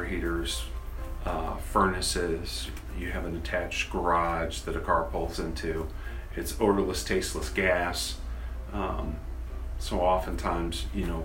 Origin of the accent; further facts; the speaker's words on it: Peoria, Illinois, United States; I'm originally from Peoria, Illinois, and I came back